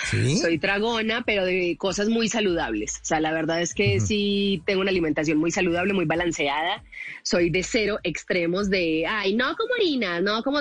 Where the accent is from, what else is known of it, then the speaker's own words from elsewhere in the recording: Medellín, Antioquia, Colombia; accent: paisa; moved away as an adult; now in Mexico City, Mexico; yo soy de Medellín. Sí, sí, sí. Medellín, super paisa.